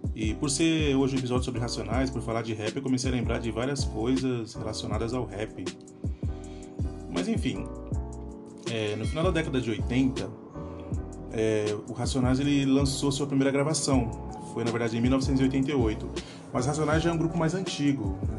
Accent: São Paulo, Brazil; born or raised there

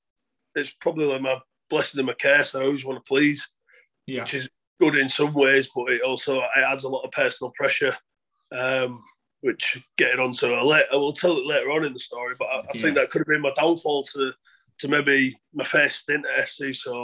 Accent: Hull, Yorkshire and the Humber, United Kingdom; also born or lived in Newcastle; well, I'm actually a North Hull lad. So I grew up on Orchard Park, but I live East Hull now. I live 5 minutes away from Craven Park

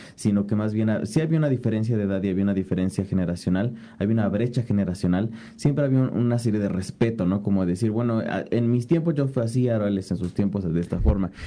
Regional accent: Mexico; como sociedad mexicana

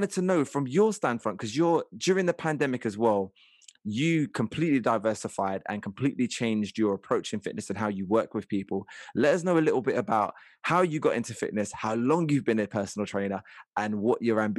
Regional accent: Liverpool, North West England, United Kingdom; someone who's from my hometown of Liverpool.

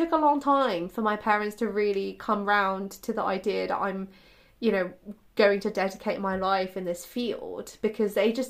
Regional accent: China; English is a second language; actually I was born in China and I grew up in China

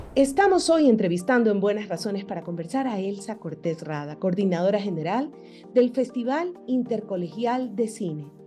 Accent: Guayaquil, Guayas, Ecuador; moved away as an adult; now in Quito, Ecuador; yo soy de Guayaquil y vivo en Quito hace 11 años

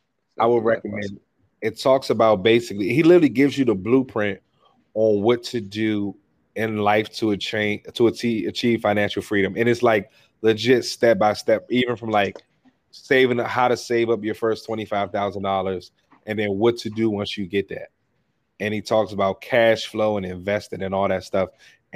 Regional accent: Washington, District of Columbia, United States; I grew up in Washington D.C. I have two younger brothers.

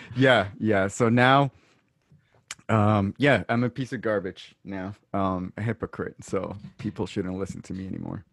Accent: Brooklyn, New York, United States; now in Long Island, United States; technically, I'm not from Long Island. I'm from Brooklyn, but I love it out here

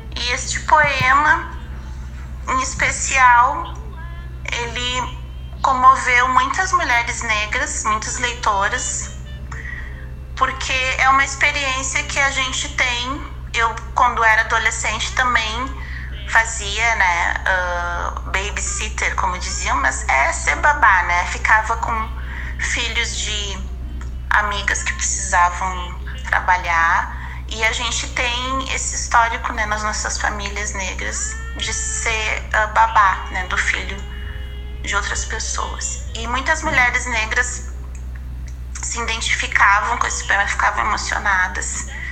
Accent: Porto Alegre, Rio Grande do Sul, Brazil; also born or lived in Rio de Janeiro; eu sou de Porto Alegre, mas eu morei um ano no Rio de Janeiro.

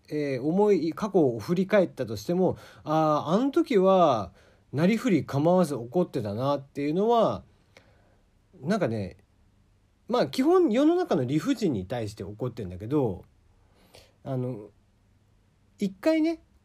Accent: Kagoshima, Japan; accent: Kagoshima dialect; moved away; also born or lived in Fukuoka; 鹿児島の人間鹿児島生まれの人間なんで鹿児島弁になった時が多分一番キレてる

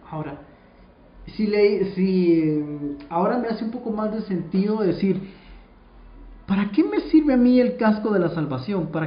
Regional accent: Guatemala; no se me olvida de que yo soy guatemalteca y no se me olvida mi tierra que es Guatemala

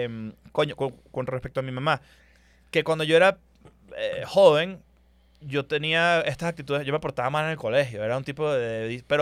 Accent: Hermosillo, Sonora, Mexico; También vengo de Hermosillo

